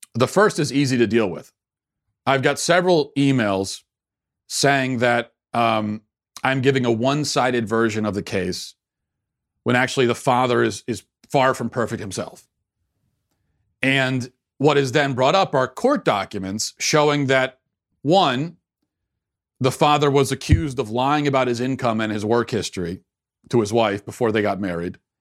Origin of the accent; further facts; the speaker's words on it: United States; as an American citizen myself